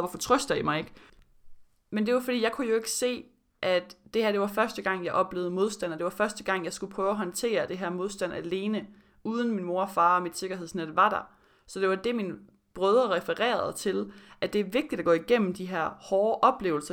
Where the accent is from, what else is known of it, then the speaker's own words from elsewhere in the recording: Denmark; moved away as an adult; also born or lived in Florida, United States; min tid i Danmark før college